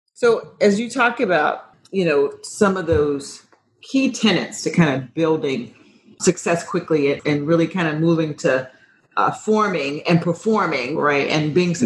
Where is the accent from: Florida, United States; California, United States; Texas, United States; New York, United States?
Florida, United States; I'm from Florida